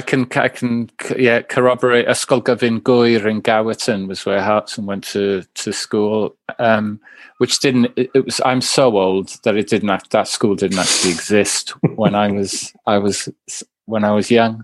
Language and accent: English; Swansea, Wales, United Kingdom; I'm from, I'm from I'm from Swansea